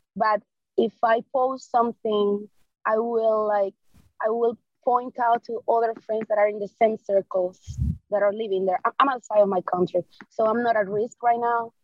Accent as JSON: {"language": "English", "country": "Cuba", "said": "I'm from Cuba"}